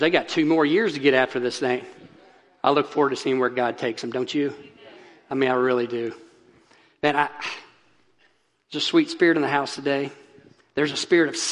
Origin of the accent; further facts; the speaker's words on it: Kentucky, United States; now in Wakulla County, Florida, United States; my home state of Kentucky